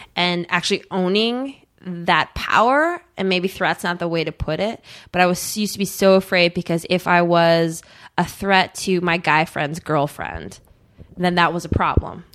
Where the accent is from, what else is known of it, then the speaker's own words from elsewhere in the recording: Eagan, Minnesota, United States; moved away as an adult; also born or lived in California; I grew up in Eagan, which is a suburb of Saint Paul